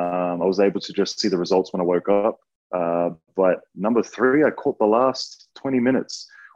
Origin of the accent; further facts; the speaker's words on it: Brisbane, Queensland, Australia; moved away; They were fortunate enough to come watch me over in Brisbane, in my hometown.